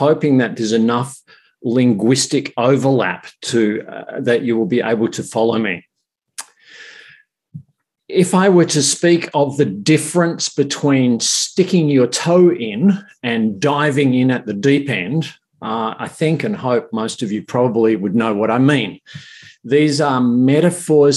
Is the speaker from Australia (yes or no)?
yes; Australia